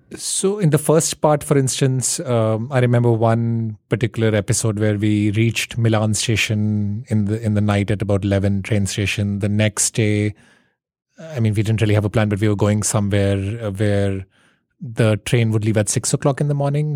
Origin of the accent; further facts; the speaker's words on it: India; now in New York City, United States; I grew up in India.